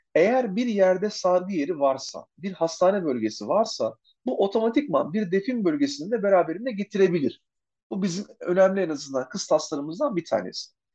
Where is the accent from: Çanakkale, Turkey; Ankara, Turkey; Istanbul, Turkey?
Çanakkale, Turkey; ben kendime Çanakkale'liyim